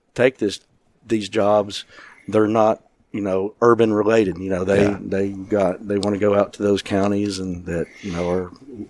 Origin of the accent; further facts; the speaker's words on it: Chattanooga, Tennessee, United States; now in Nashville, United States; Yeah, so I grew up in Chattanooga, Tennessee